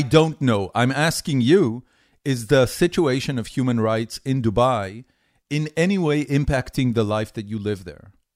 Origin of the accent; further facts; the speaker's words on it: Haifa, Haifa District, Israel; moved away as an adult; also born or lived in Tel Aviv, Israel / California, United States; now in Austin, United States; I grew up in Haifa. That was my uh, entire childhood